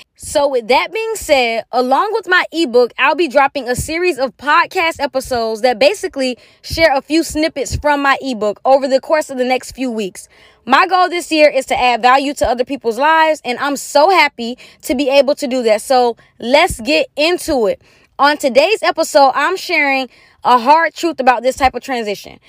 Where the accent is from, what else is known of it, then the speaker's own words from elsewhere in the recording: United States; moved away as an adult; I'm an American girl.